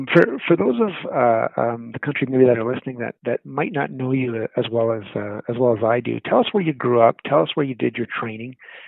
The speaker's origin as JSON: {"language": "English", "town": "Edmonton", "region": "Alberta", "country": "Canada", "tie": "born or raised there", "said": "I think we knew each other before we even knew we knew each other, just growing up in Edmonton and working in various establishments over the years."}